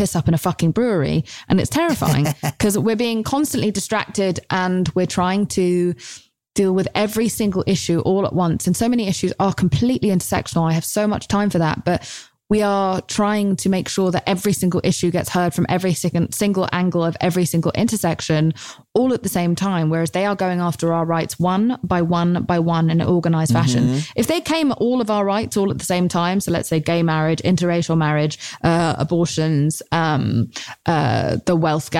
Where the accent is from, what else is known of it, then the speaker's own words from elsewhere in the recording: United Kingdom; As a Brit